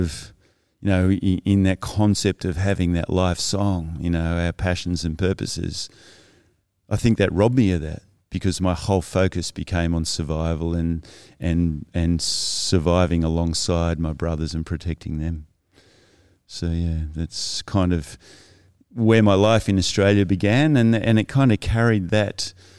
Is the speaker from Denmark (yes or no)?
no; South West England, United Kingdom; But as you inferred, I grew up in Cornwall, and obviously where you're born is where you formed. And I loved the beach.